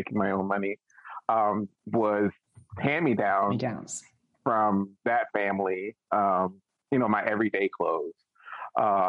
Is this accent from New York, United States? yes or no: no; Washington, District of Columbia, United States; I grew up in Washington, D.C., and at the time, D.C. was very much, as they nicknamed it, a chocolate city